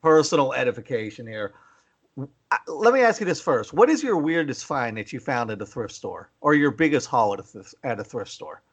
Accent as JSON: {"language": "English", "town": "McKeesport", "region": "Pennsylvania", "country": "United States", "tie": "born or raised there", "moved": "yes", "said": "I grew up in McKeesport"}